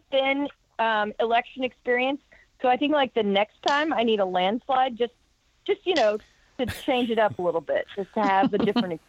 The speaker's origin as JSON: {"language": "English", "town": "Omaha", "region": "Nebraska", "country": "United States", "tie": "born or raised there", "said": "I grew up in Omaha, actually in another part of the district that I represent. So I grew up in Omaha, a whole passel of kids in my family. No, we're not Catholic."}